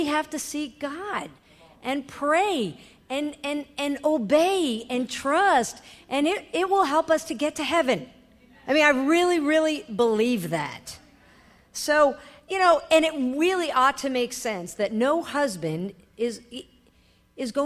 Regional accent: New York, United States; I am a New Yorker. I was raised in a family of lawyers and judges.

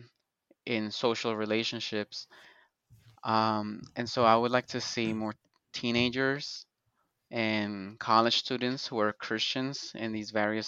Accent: Colombia; I'm from Colombia, so I'll have Colombian coffee. And in Colombia, we drink coffee every

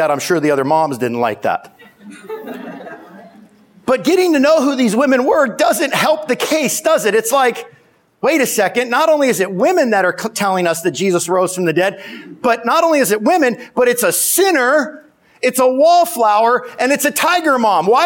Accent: Simi Valley, California, United States; I mean, geez, I'm from Simi Valley.

